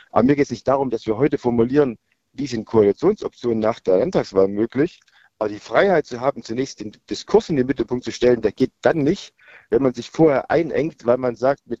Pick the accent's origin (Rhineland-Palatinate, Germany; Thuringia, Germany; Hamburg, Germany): Thuringia, Germany; weil wir mit 24 Delegierten als Thüringer